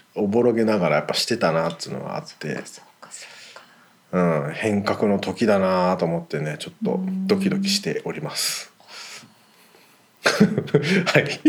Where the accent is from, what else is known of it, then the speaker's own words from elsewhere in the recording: Toyota, Aichi, Japan; now in United States; 僕はあの豊田市出身なの